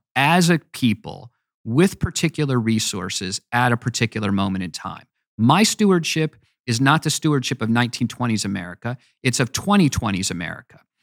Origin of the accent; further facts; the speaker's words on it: United States; also born or lived in Virginia; I love being an American